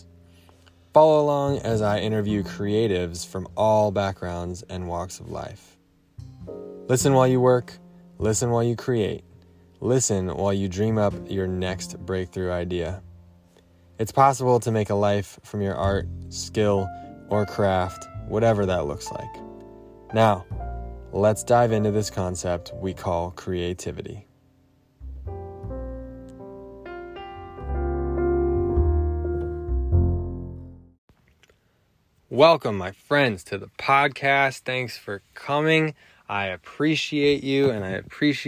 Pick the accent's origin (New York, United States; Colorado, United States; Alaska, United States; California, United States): Colorado, United States; just outside of Boulder; Dan and I grew up just outside of Boulder, Colorado together